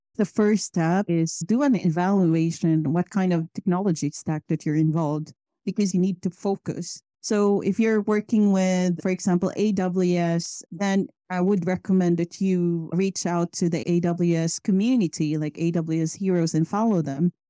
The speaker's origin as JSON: {"language": "English", "country": "Philippines", "tie": "born or raised there", "moved": "as an adult", "lives_now": "Sweden", "said": "I moved from Philippines to Sweden about eleven years ago."}